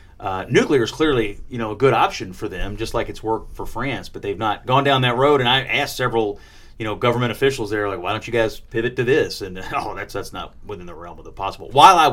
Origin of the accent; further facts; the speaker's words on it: Kentucky, United States; And he was like, where are you from? I was like, Kentucky.